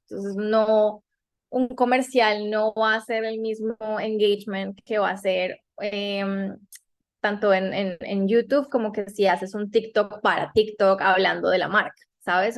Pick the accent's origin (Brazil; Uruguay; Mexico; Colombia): Colombia; moved away as an adult; also born or lived in New York; now in United States; mi tierra, Colombia